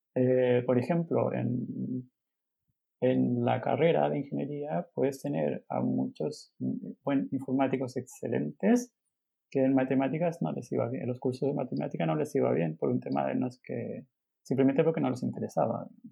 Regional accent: Chile; moved away as an adult; now in Barcelona, Spain; estudié matemáticas en Chile, eh, bueno, somos de Chile, em, y estudié matemáticas en Santiago

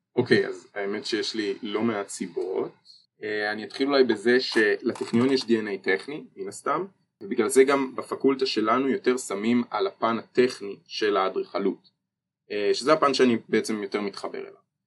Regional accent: Ness Ziona, Central District, Israel; אני גם במקור מנס ציונה

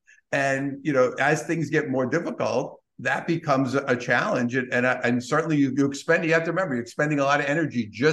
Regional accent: New York City, New York, United States; being a New Yorker

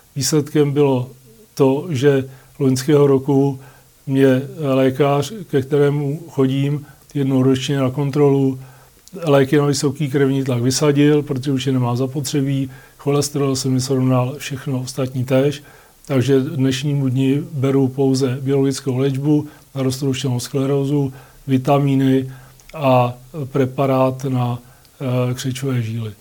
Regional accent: Litoměřice, Ústí nad Labem Region, Czechia; jsem z Litoměřic

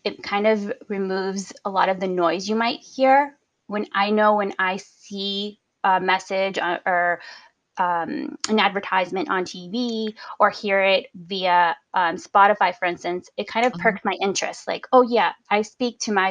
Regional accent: Joliet, Illinois, United States; my hometown of Joliet

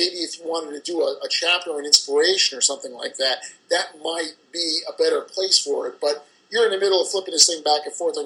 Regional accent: New Jersey, United States; I do speak quickly, and I am from New Jersey, and that's the method of which I speak

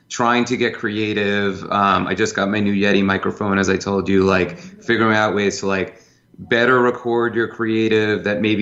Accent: New York, United States; I'm a New Yorker, I've been in sales my whole life

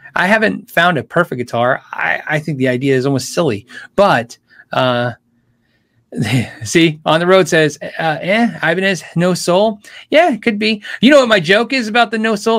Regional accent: Tucson, Arizona, United States; moved away as an adult; I was a kid from Tucson

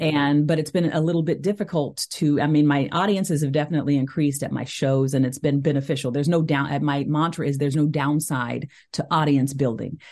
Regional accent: Tulsa, Oklahoma, United States; also born or lived in New York area / Northern New Jersey; now in Philadelphia, United States; I'm from Tulsa, Oklahoma, and I grew up in, in a family that was Christian

